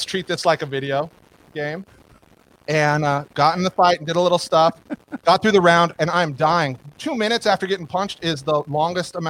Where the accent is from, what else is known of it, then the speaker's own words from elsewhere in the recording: Reno, Nevada, United States; I'm from Reno